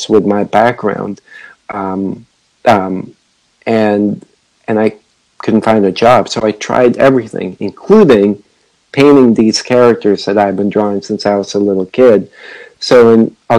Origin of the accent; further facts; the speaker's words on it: San Francisco, California, United States; moved away as an adult; also born or lived in Makati, Philippines; now in Boston, United States; I grew up in San Francisco